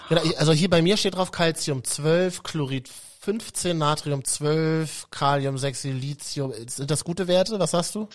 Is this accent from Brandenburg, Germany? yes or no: no; Berlin, Germany; moved away; also born or lived in Central Germany (Leipzig, Halle); Ich bin ja ähm, Berliner Leitungswasserkind